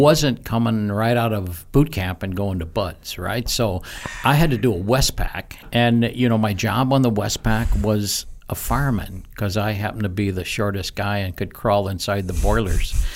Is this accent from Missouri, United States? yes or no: yes; Missouri, United States; moved away as an adult; also born or lived in St. Louis, Missouri / Imperial Beach, California; I grew up in Missouri, a farm boy. Uh, moved to the big city